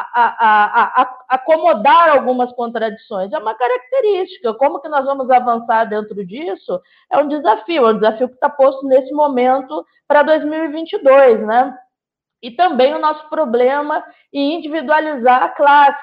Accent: Gaúcha, Rio Grande do Sul, Brazil; eu sou gaúcha

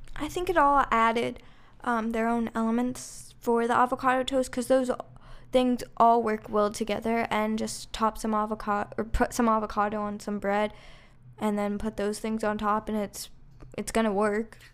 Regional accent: Chicago, Illinois, United States; we're from Chicago

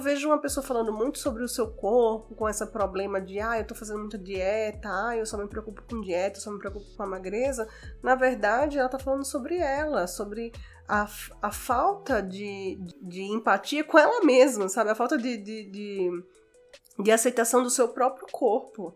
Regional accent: Natal, Rio Grande do Norte, Brazil; moved away as an adult; also born or lived in Fortaleza; now in São Paulo, Brazil; sou de Natal e estudei em Fortaleza.

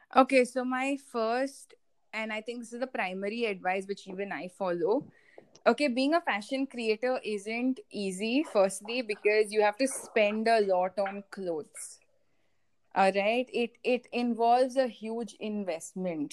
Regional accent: India; I'm from India primarily

